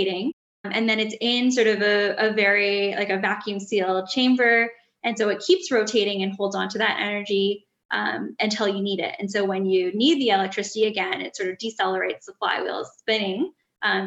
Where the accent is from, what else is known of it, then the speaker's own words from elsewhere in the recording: Edmonton, Alberta, Canada; I grew up in Edmonton, Alberta, so I'd always sort of been in cities